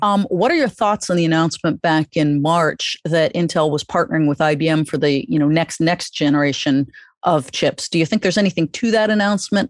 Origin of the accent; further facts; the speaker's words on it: New York, United States; as a New Yorker